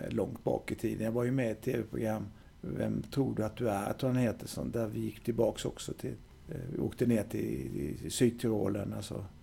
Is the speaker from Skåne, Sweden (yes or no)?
no; Vimmerby, Kalmar County, Sweden; Jag är född i Vimmerby